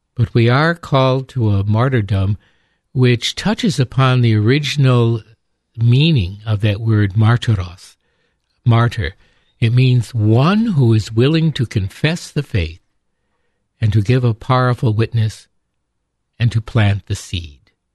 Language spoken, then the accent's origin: English; upstate New York, United States; growing up in upstate New York